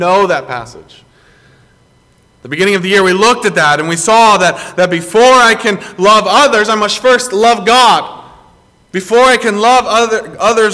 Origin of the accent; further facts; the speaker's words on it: South Carolina, United States; moved away; I grew up down in general Tar Heel country, growing up in South Carolina